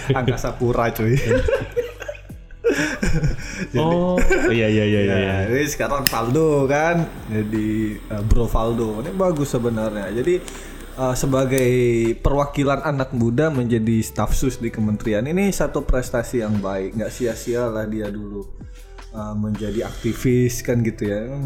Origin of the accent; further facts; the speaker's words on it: North Sumatra, Indonesia; also born or lived in East Java; eh aku gini-gini walaupun aku anak Sumatera Utara kemudian berproses di Jawa Timur